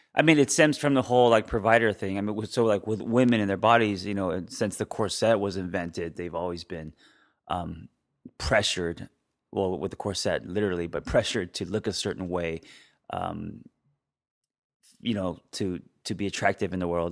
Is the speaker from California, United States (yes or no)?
yes; Los Angeles, California, United States; I grew up in Los Angeles